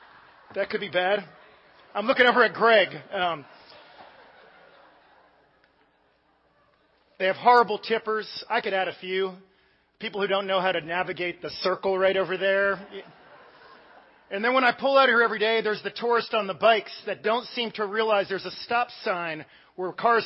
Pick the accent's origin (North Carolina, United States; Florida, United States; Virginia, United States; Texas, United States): Virginia, United States; Northern; growing up in Northern Virginia